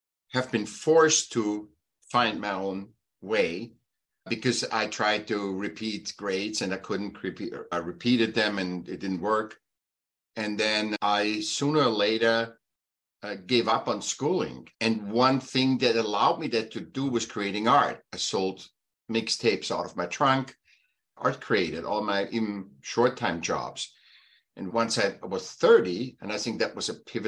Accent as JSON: {"language": "English", "region": "Vienna", "country": "Austria", "tie": "born or raised there", "moved": "yes", "lives_now": "California, United States", "said": "I was born in Austria, Vienna"}